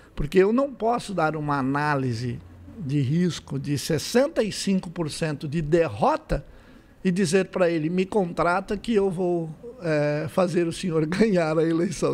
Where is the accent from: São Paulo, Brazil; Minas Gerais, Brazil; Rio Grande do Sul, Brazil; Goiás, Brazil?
São Paulo, Brazil; Santo André; now in São José do Rio Preto, Brazil; nasci em Santo André